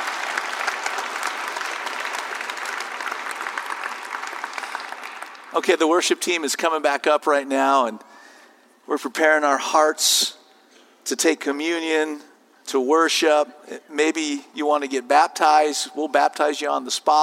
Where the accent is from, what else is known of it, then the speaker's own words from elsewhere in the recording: Southern California, United States; as a 17-year-old growing up in Southern California